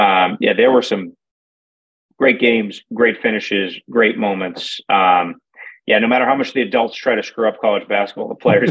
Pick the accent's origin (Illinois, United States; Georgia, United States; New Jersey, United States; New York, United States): New Jersey, United States; Jersey City; And, I'm from Jersey City and, these guys like Pete Thamel used to write that I couldn't win championships and now I did.